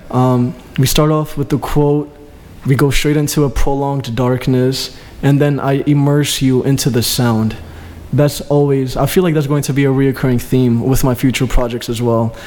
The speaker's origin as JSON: {"language": "English", "country": "Greece", "tie": "born or raised there", "moved": "yes", "said": "my father is Albanian. My mom is Greek. I grew up in Greece"}